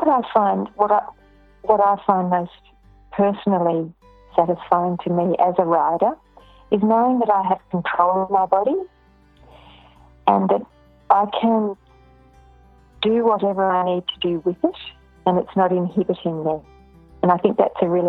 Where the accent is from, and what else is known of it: Ballarat, Victoria, Australia; born or raised there; now in Melbourne, Australia